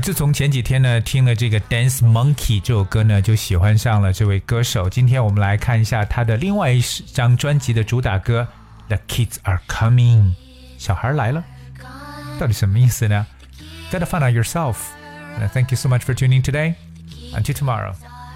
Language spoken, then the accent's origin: Chinese; China; 在我们中国人的眼中呢